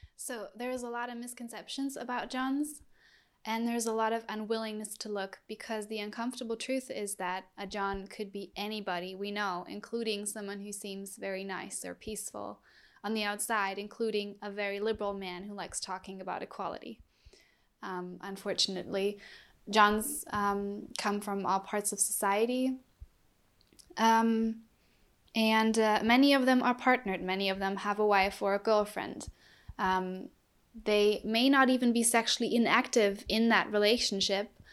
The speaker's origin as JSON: {"language": "English", "country": "Germany", "said": "I'm from Germany."}